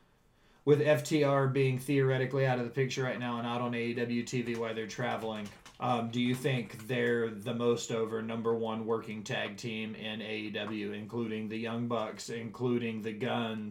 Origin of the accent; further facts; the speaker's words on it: Nashville, Tennessee, United States; I'm from Nashville